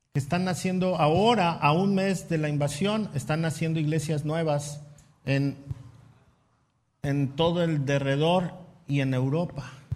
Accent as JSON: {"language": "Spanish", "country": "Mexico"}